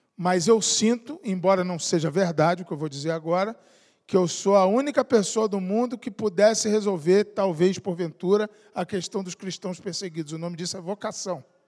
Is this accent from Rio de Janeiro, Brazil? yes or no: yes; Niterói, Rio de Janeiro, Brazil; Eu fui criado em Niterói, no Rio de Janeiro